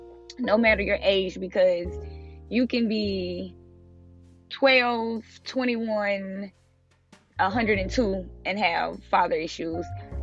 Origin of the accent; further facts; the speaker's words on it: Tampa, Florida, United States; also born or lived in South Georgia, United States; So, I grew up in, well, I was born in South Georgia. I stayed there for a little bit, till like I was like 3 or 4. And then I moved to Florida, Tampa Bay.